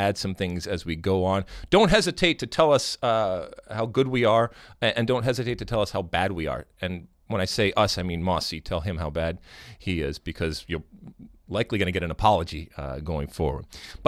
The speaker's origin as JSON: {"language": "English", "country": "United States", "said": "We, as American soccer folks"}